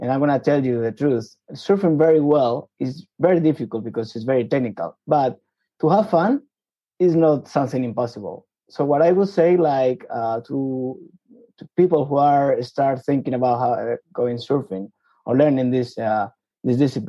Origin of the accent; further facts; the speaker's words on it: Madrid, Community of Madrid, Spain; I was born and raised in Madrid, as you said, the capital of Spain.